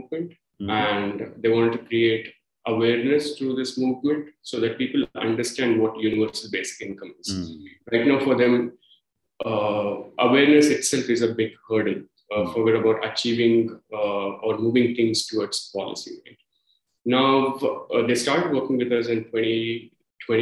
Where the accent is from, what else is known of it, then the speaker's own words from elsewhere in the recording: India; moved away as an adult; my home country